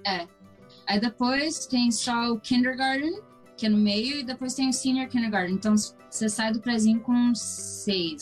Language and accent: Portuguese; Toronto, Ontario, Canada; also born or lived in Brazil; Nasci aqui em Toronto